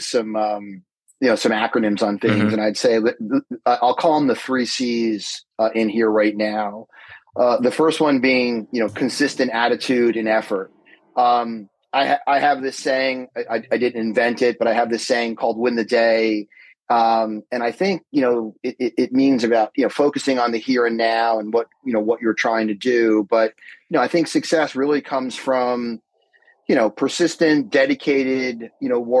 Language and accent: English; Summit, New Jersey, United States; also born or lived in Madison, New Jersey; I'm born and bred in New Jersey, grew up in Summit.